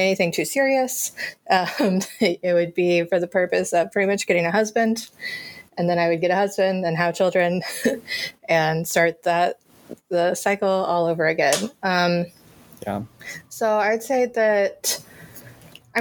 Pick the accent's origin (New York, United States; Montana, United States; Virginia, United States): Virginia, United States; moved away as an adult; also born or lived in North Carolina; now in Chicago, United States; I did grow up in Virginia